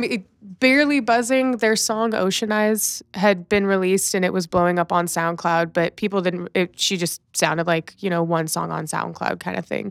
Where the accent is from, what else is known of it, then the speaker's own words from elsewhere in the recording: Los Angeles, California, United States; also born or lived in Riverside, California (Inland Empire); I will call myself born and raised in Los Angeles, but technically I was birthed in the nine oh nine